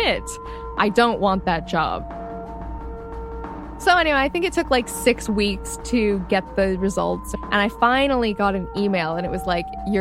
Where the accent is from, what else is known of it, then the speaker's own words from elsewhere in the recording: Toronto, Ontario, Canada; I'm from Toronto.